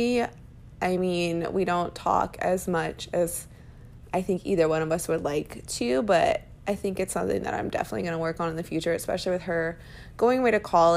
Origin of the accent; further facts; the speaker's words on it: Round Rock, Texas, United States; moved away as an adult; now in Arizona, United States; my hometown is really awesome. I'm from Round Rock, Texas